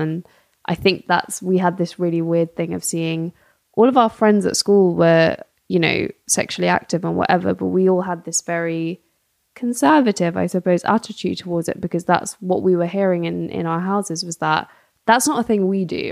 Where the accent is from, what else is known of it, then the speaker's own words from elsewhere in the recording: London, United Kingdom; I'm also Gujarati, um, born and raised in London